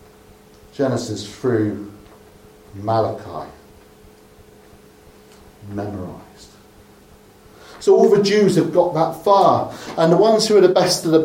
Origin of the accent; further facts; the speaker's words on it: Dorset, South West England, United Kingdom; I'm from Dorset